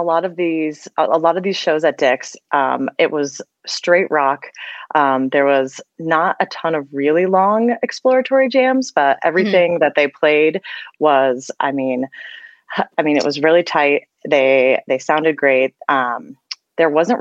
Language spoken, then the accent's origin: English; East Coast, United States; moved away as an adult; now in Colorado, United States; I grew up on the East Coast, so I used to see most of the shows on the East Coast